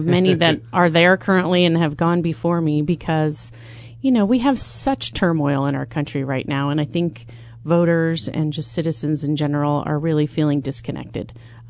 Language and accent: English; Decatur, United States; Yes, I'm from Decatur.